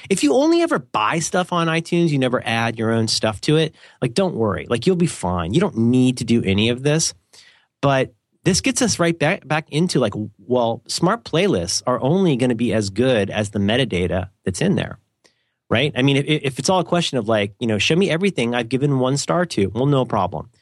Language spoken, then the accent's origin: English; United States; I'm an American